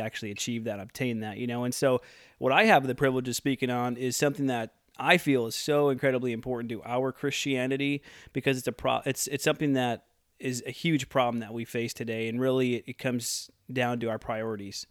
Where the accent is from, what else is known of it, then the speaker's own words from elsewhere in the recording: Midwest, United States; now in Oroville, United States; I'm from the Midwest.